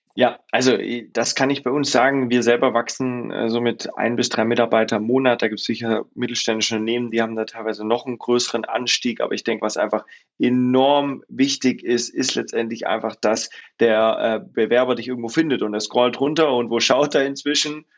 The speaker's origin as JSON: {"language": "German", "area": "Swabia", "region": "Baden-Württemberg", "country": "Germany", "tie": "born or raised there", "said": "ich komme ursprünglich aus dem Schwarmländle, bin geboren äh, südlich von Stuttgart"}